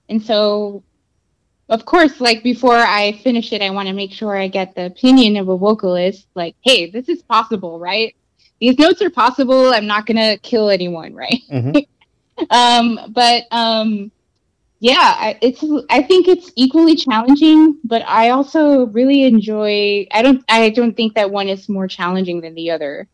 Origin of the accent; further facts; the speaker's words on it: Brownsville, Texas, United States; also born or lived in South Padre Island; I grew up on the border. I grew up in Brownsville and on South Padre Island